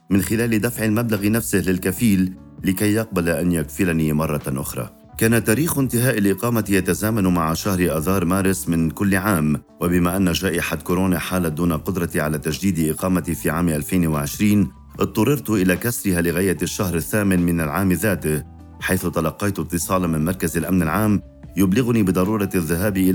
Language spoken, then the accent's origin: Arabic; Syria; now in Lebanon; لأنني كسوري لاجئ لا يمكنني العودة إلى سوريا